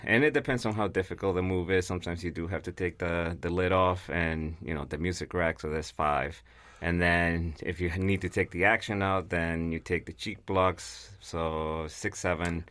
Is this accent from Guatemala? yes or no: yes; Guatemala; English is a second language; now in United States; I'm originally from Guatemala